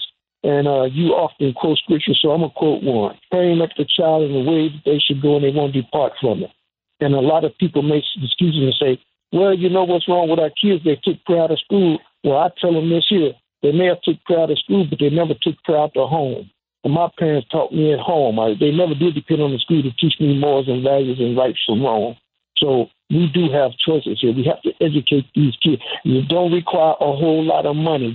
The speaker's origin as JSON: {"language": "English", "town": "Chicago", "region": "Illinois", "country": "United States", "said": "I'm from Chicago"}